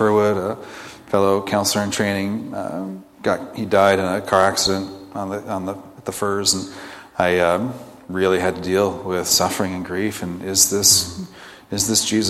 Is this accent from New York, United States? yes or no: no; Bellingham, Washington, United States; I grew up in Bellingham. I'm a fourth generation Bellinghamster